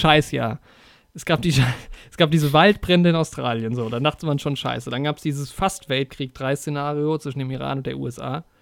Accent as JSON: {"language": "German", "country": "Germany", "said": "bei uns in Deutschland"}